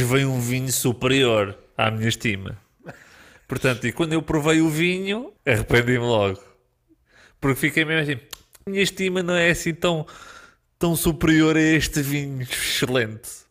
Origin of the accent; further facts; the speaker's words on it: Portugal; Nós somos portugueses